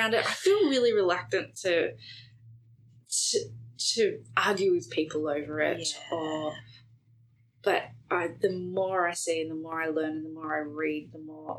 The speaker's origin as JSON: {"language": "English", "country": "New Zealand", "said": "So as a Kiwi and having Jacinda Ardern"}